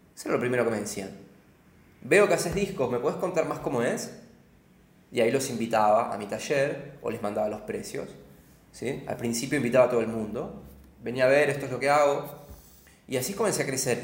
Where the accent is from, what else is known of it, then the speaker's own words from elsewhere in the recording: Argentina; moved away as an adult; also born or lived in London / Berlin; como argentino